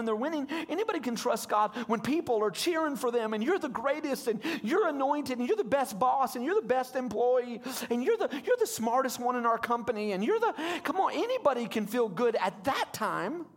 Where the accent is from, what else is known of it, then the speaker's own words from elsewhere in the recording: Hot Springs, Arkansas, United States; I'm from Hot Springs, and I went to that church for 20 years